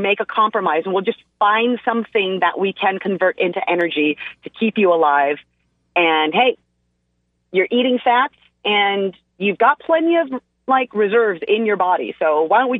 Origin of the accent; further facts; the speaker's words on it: United States; first language English; I'm an American and it's my first language